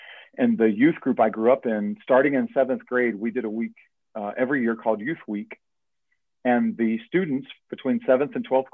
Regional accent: Erlanger, Kentucky, United States; I grew up in Erlanger Baptist Church in Erlanger, Kentucky

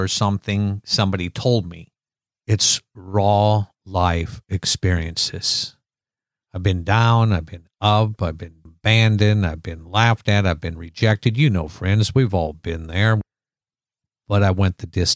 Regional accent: Iowa, United States; I'm from Iowa

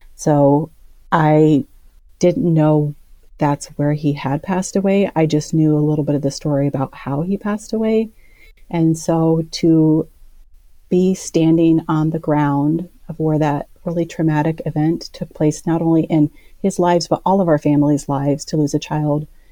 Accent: Indianola, Iowa, United States; I grew up in Indianola, Iowa

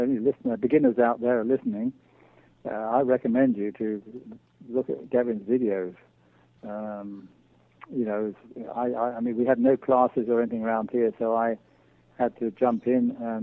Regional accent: England, United Kingdom; moved away as an adult; now in Manitoba, Canada; as you can probably tell from my accent, I come originally from England

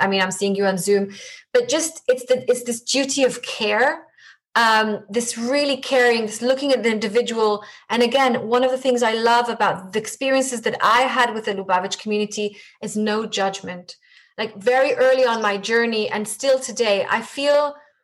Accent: Israel; first language Hebrew; English is a second language; moved away as an adult; now in London, United Kingdom; I have the privilege of being brought up in Israel, and Hebrew is my mother tongue

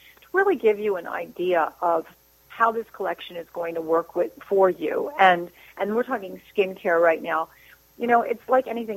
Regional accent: New Jersey, United States; I'm from New Jersey

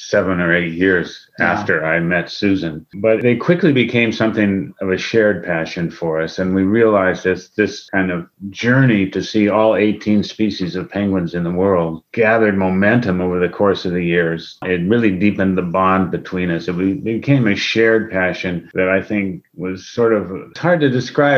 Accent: Seattle, Washington, United States; also born or lived in Minneapolis, Minnesota; I was born in Minneapolis, but came out to Washington and Seattle as a baby with my parents

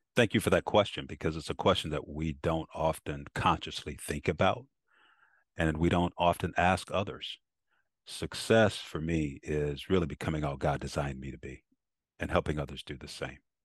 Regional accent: South Carolina, United States; poor black kid growing up in South Carolina

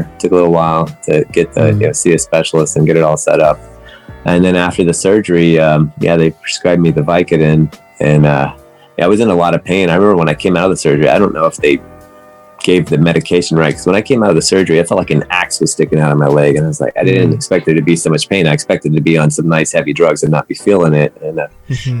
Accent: West Virginia, United States; moved away as an adult; also born or lived in Atlanta, Georgia; now in Los Angeles, United States; I live in Los Angeles for the last 30 years now, but I grew up in West Virginia. I was born in Atlanta, Georgia

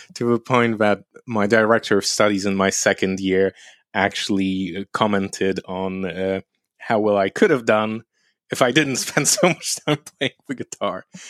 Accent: Lublin, Lublin Voivodeship, Poland; moved away; also born or lived in London; my hometown, Lublin, is a university city

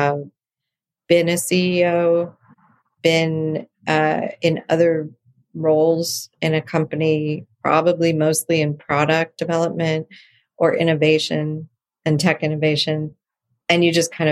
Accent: San Diego, California, United States; now in Los Angeles, United States; I grew up in San Diego

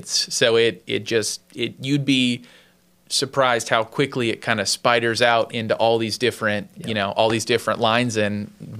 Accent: Orlando, Florida, United States; moved away as an adult; now in North Carolina, United States; growing up in Florida

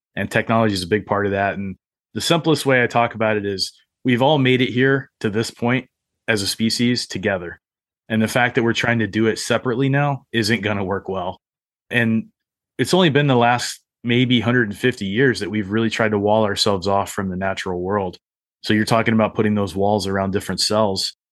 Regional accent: Appalachia, United States; also born or lived in Arizona; I grew up in Appalachia

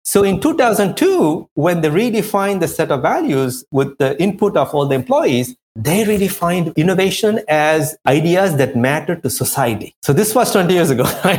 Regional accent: India; also born or lived in France; now in New York, United States; I come from India, we have a caste system

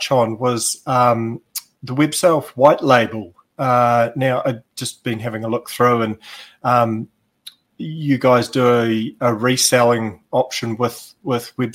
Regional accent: New Zealand; accent: Kiwi; my Kiwi accent

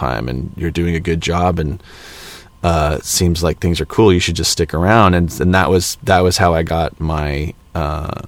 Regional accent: Los Angeles, California, United States; growing up in Los Angeles

